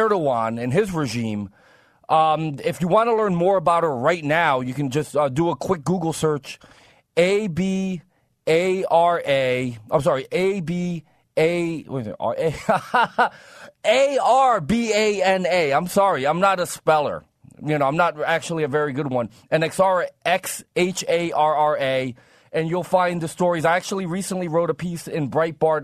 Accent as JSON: {"language": "English", "region": "East Coast", "country": "United States", "said": "I'm a conservative from the East Coast"}